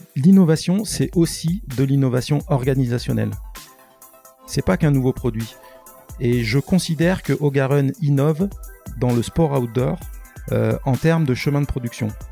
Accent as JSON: {"language": "French", "town": "Les Sables-d'Olonne", "region": "Pays de la Loire", "country": "France", "tie": "born or raised there", "said": "je suis né au Sable d'Olonne et, j'ai des racines italiennes"}